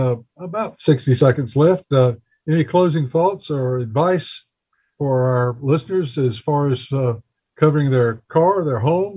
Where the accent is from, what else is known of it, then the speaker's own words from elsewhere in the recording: Bessemer City, North Carolina, United States; I grew up in Bessemer City, so I'm well aware of that one.